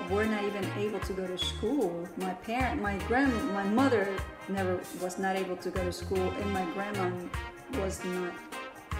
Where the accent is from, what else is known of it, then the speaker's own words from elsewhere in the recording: Puerto Rico; I grew up in Puerto Rico